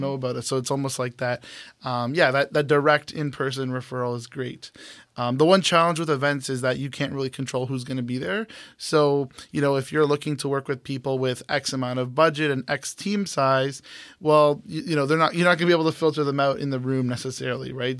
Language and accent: English; Brampton, Ontario, Canada; moved away as an adult; now in Toronto, Canada; I moved back home after O C A D for about a year. That's when I was freelancing. Um, I'm from Brampton